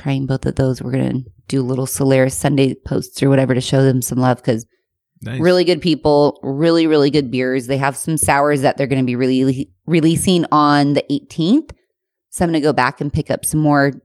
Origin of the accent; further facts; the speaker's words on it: Temecula, California, United States; I'm from Temecula